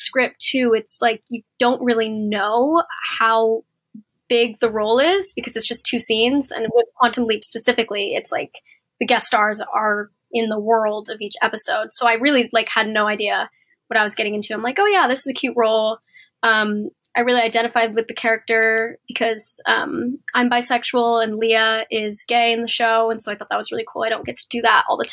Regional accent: Portland, Oregon, United States; moved away; also born or lived in Los Angeles; I grew up in Portland, Oregon, and I was a competitive dancer

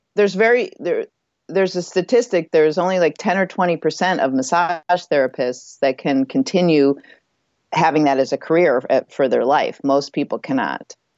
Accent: Midwest, United States; moved away as an adult; also born or lived in California; where I grew up in the Midwest

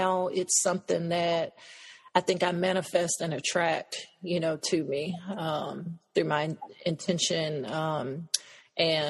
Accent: United States; also born or lived in Cameroon; I was from the States.

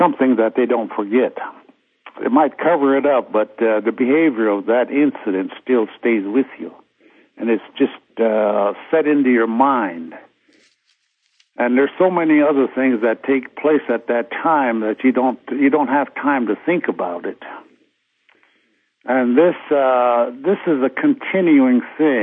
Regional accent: United States; first language Lakota; English is a second language; I always spoke Lakota

